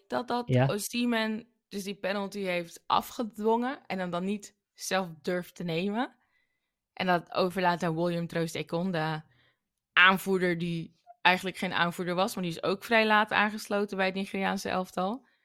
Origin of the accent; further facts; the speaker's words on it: Suriname; now in Netherlands; ik als Surinamer